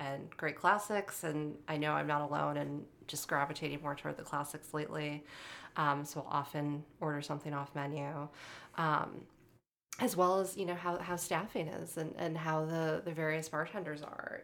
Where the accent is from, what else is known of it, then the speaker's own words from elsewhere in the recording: Holyoke, Massachusetts, United States; now in Chicago, United States; I grew up in a town called Holyoke, Massachusetts